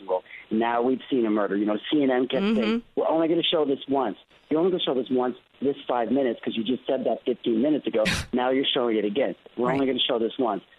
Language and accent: English; Canada; I'm from Canada, I'm Canadian. I grew up with guns